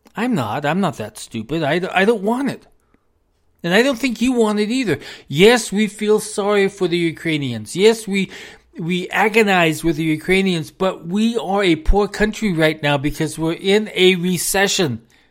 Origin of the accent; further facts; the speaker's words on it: United States; We are an American. We are an American family